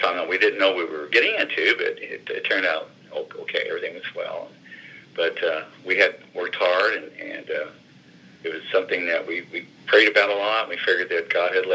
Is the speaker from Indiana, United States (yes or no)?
yes; Madison, Indiana, United States; now in North Vernon, United States; I grew up in Madison, and of course, okay. I taught school here in North Furnace